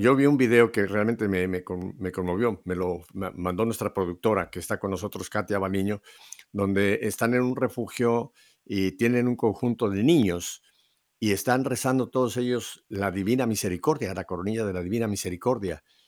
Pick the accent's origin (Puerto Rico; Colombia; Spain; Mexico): Mexico; also born or lived in United States; now in Miami, United States; ciudadano norteamericano, aunque vivo, aunque soy mexicano